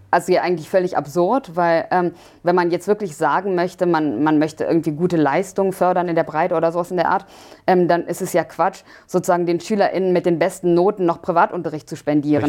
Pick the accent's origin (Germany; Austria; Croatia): Germany; wir auch als, als Deutsche